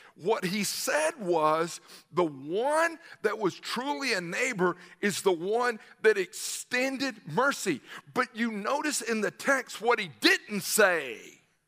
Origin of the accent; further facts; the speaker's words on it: Newnan, Georgia, United States; I grew up in the South